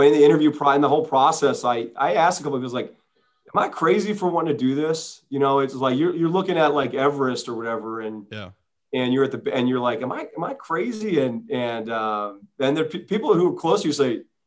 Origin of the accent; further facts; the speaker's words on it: East Coast, United States; now in Southern California, United States; I grew up in the East Coast